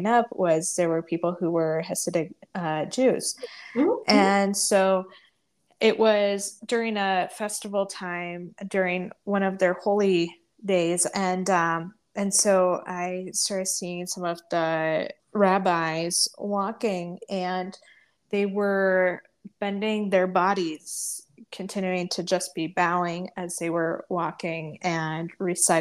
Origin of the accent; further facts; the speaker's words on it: Indiana, United States; now in Adirondack Mountains, United States; where are you from originally? And I say Indiana